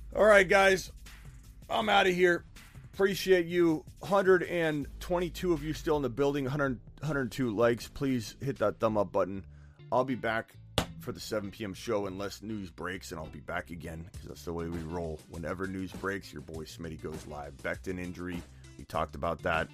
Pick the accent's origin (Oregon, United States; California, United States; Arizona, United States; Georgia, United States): Arizona, United States; I'm from Arizona